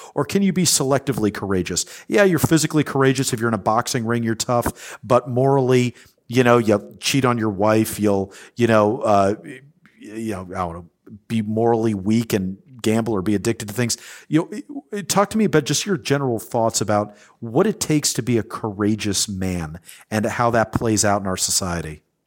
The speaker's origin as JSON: {"language": "English", "country": "United States", "tie": "born or raised there", "said": "as an American that has been privileged enough to grow up in a country"}